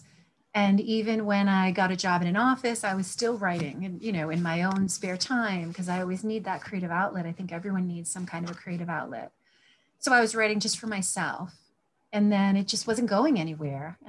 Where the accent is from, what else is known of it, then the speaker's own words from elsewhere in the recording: Glocester, Rhode Island, United States; I was born and raised in Gloucester, Rhode Island, out in the woods